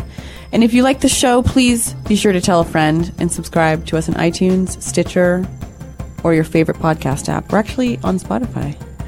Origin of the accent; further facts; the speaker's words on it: Sacramento, California, United States; I'm from Sacramento